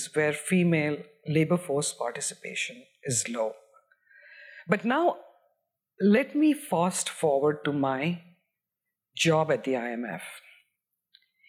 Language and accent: English; Bihar, India; moved away; I grew up in Bihar in India